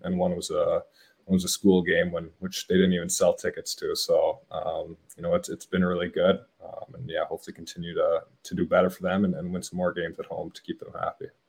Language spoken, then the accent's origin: English; Hamilton, Ontario, Canada; I was actually born in born in Hamilton